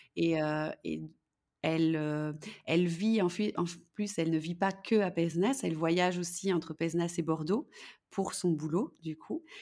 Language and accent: French; Belgium; je suis belge